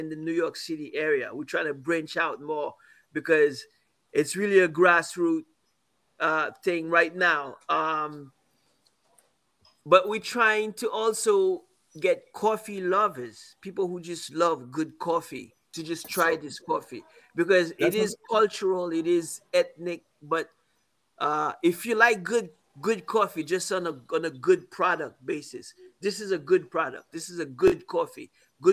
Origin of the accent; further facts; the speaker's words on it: Haiti; now in Brooklyn, United States; I grew up here. I grew up in Haiti.